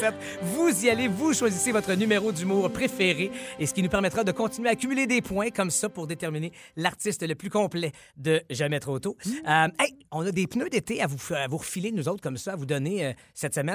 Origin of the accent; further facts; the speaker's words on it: Quebec, Canada; ici chez nous au Québec